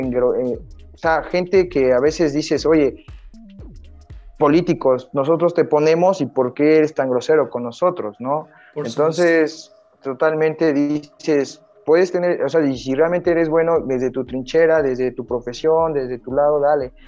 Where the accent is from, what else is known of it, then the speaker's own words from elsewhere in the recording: Mexico; also born or lived in Playa del Carmen; soy mexicano, estoy bajito